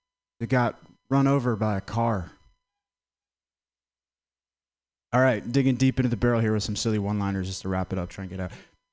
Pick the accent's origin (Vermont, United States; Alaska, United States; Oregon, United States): Vermont, United States; I'm from Vermont. I didn't know … was a rapper till like last week. It's so white there, you know? The darkest thing that comes out of Vermont is grade A maple syrup.